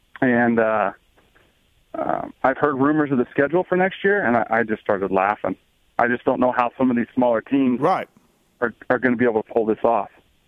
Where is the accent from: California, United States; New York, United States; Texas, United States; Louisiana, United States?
California, United States; Santee; I grew up in Santee, California, which was right next to El Cajon